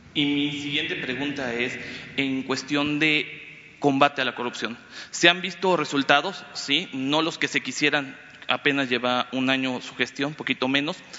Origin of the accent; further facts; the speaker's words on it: Campeche, Mexico; Yo vengo de Campeche